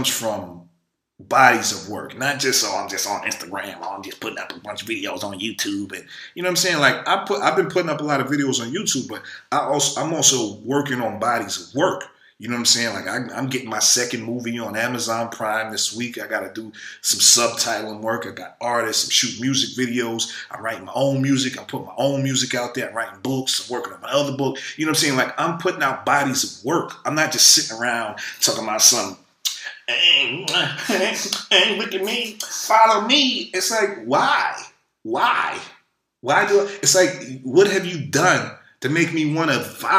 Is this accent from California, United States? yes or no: no; New York City, New York, United States; where I'm from the hood. I'm from Brooklyn, New York